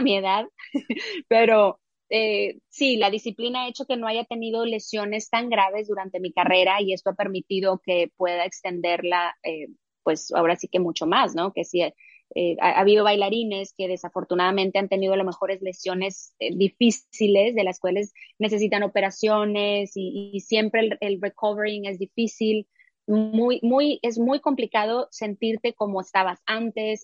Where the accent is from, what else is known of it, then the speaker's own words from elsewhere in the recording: Mexico; moved away as an adult; a mi país